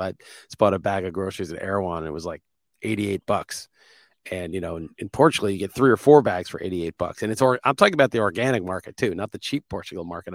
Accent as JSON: {"language": "English", "region": "New York", "country": "United States", "moved": "yes", "said": "I'm from New York"}